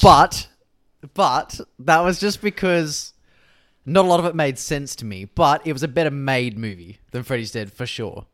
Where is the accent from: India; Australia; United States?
Australia; Victoria; moved away; growing up in Victoria